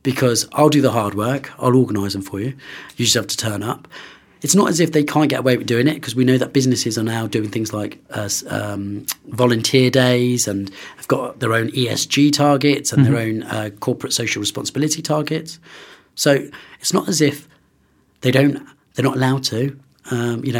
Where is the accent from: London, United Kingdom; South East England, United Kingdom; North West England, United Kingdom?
London, United Kingdom; also born or lived in Oxford / Bristol; now in Birmingham, United Kingdom; I'm originally from London